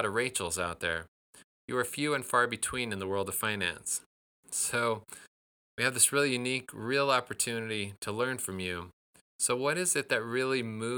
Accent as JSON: {"language": "English", "town": "Tracy", "region": "California", "country": "United States", "tie": "born or raised there", "said": "I grew up in Tracy, California, which is nearby"}